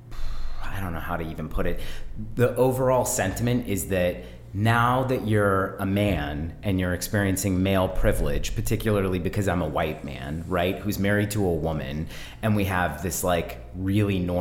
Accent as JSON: {"language": "English", "area": "Bay Area", "region": "California", "country": "United States", "tie": "born or raised there", "said": "I grew up in the Bay Area, so I'm a deep hippie"}